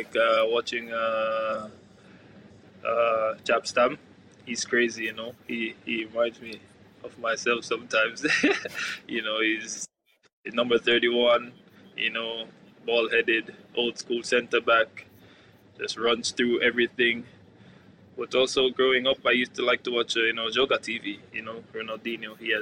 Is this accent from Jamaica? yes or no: yes; Kingston, Jamaica; now in Norway; growing up in my community, I'm from East Kingston.